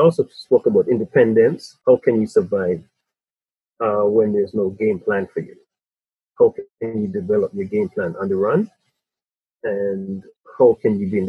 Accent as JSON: {"language": "English", "town": "Spanish Town", "country": "Jamaica", "tie": "born or raised there", "also_born_or_lived": "England", "moved": "yes", "lives_now": "Toronto, Canada", "said": "When I grew up in Spanish Town in Jamaica, I had 10 mothers and 10 fathers"}